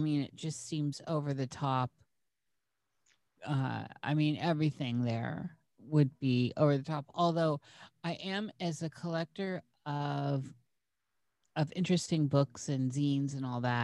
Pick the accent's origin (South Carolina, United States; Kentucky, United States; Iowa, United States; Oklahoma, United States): Iowa, United States; I was born in the United States, in Iowa